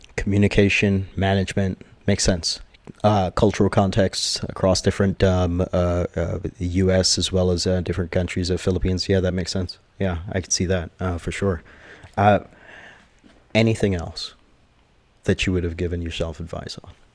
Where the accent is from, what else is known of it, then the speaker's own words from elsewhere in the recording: Jamaica; I am Jamaican, uh, 100%, uh, born and raised.